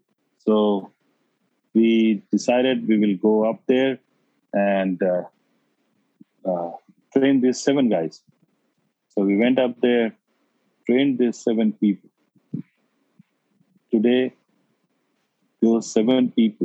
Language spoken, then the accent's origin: English; India; my hometown village